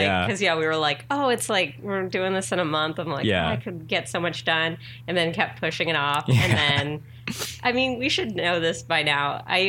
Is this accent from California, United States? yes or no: yes; San Diego, California, United States; I grew up in San Diego